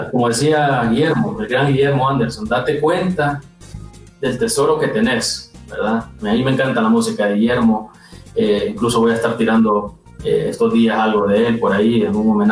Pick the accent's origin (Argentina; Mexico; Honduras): Honduras; Valle de Ángeles, Francisco Morazán; born there; Bueno, yo nací en Valle de Ángeles